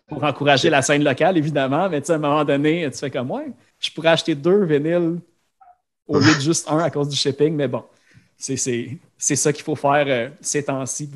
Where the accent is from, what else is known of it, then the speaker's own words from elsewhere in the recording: Laval, Quebec, Canada; je viens de Sainte-Dorothée, juste sur le bord de Chamédée à Laval.